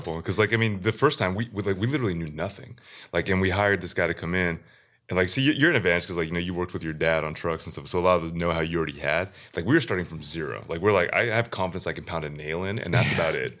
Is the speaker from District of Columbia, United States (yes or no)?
no; Seattle, Washington, United States; we're from Seattle